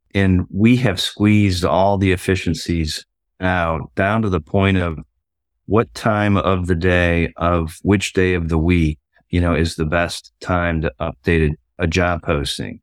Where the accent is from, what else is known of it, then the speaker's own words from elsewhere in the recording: Ohio, United States; moved away; I grew up in Ohio